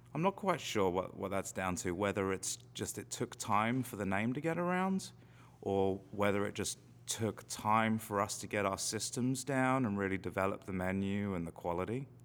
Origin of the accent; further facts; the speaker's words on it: London, United Kingdom; now in Salem, United States; I grew up in London, which is probably 50, 60 miles away from the coast